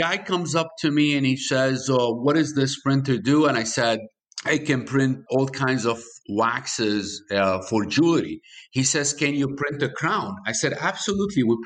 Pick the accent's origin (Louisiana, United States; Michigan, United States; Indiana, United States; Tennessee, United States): Michigan, United States; I'm from Michigan